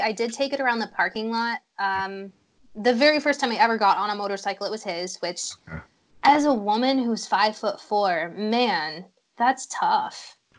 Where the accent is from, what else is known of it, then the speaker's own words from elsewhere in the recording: Illinois, United States; Well, I'm from Illinois, so we don't get a lot of fun riding. It's basically just flat and straight, yeah. Lots of cornfields.